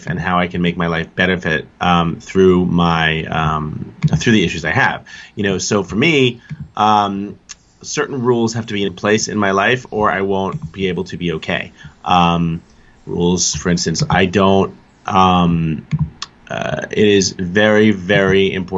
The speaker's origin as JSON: {"language": "English", "town": "New York City", "region": "New York", "country": "United States", "tie": "born or raised there", "said": "growing up in New York City, I spent my younger years in Staten Island"}